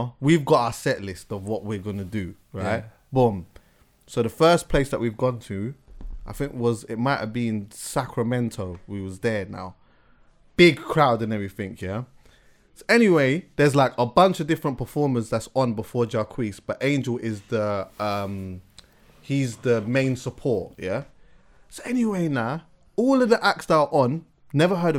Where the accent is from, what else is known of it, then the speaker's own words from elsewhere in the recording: England, United Kingdom; I'm here from England